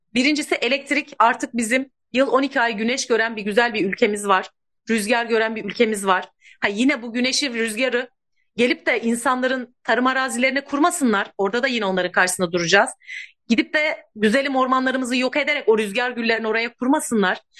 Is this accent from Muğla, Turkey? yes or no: yes; İkizköy, Muğla, Turkey; 40 yıldır burada kömürün gölgesinde yaşayan ikiz köylüler olarak